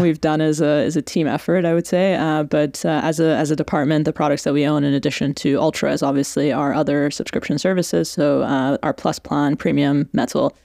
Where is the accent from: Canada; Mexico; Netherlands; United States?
Canada; accent: Canadian; also born or lived in Iran; now in London, United Kingdom; I'm from from Iran originally. I've grown up between Iran and Canada. Uh, the accent is very much Canada